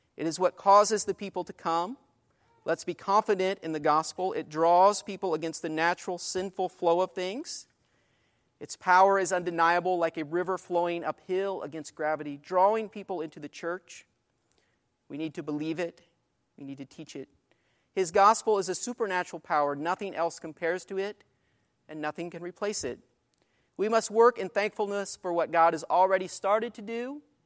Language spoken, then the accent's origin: English; Greenfield, Illinois, United States; Greenfield, Illinois, my hometown